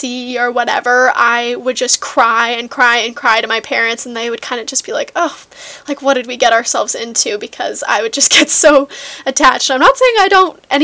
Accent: Seattle, Washington, United States; I was born and raised in Seattle, Washington

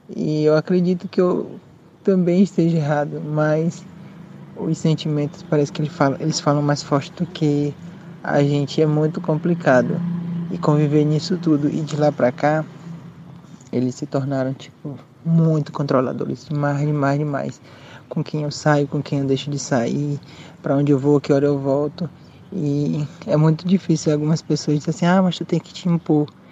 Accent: Maranhão, Brazil; now in Paraguay; eu sou do Maranhão, mas eu moro no Paraguai com minha família

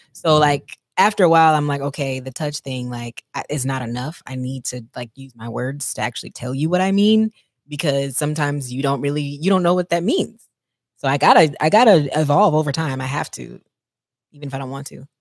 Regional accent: Texas, United States; I'm from Texas

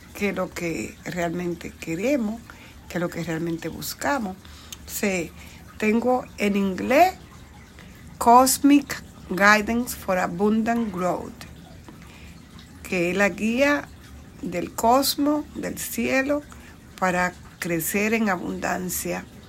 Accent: Bonao, Monseñor Nouel, Dominican Republic; now in New York, United States; yo nací, crecí en el campo en la República Dominicana, en una provincia llamada Bonao

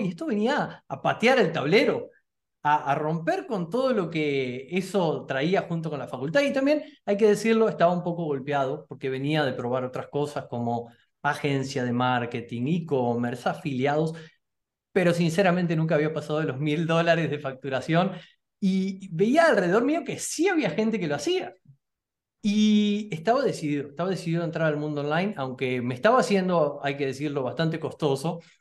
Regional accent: Argentina; yo soy argentino

